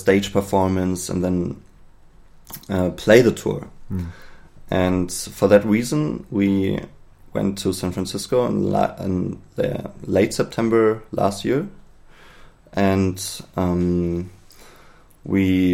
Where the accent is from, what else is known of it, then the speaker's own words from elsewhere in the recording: Berlin, Germany; I'm from Berlin